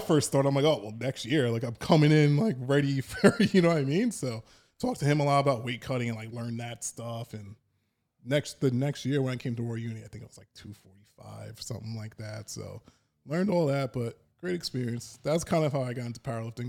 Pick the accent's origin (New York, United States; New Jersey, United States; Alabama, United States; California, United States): New York, United States; Dix Hills; where I was in Long Island, I grew up in Dix Hills